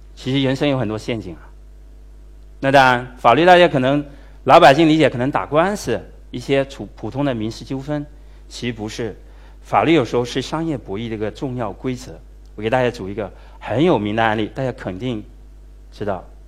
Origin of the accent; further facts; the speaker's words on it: China; 我们中国的企业呢，跟我们中国人一样，非常能忍